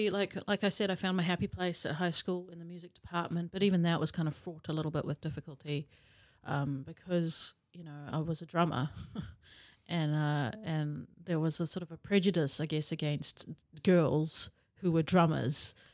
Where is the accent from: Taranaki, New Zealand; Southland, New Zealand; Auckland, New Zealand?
Auckland, New Zealand; also born or lived in South Africa; So, yeah, moved to New Zealand when I was 10 with my family. Um, moved to Auckland, um, which was an experience.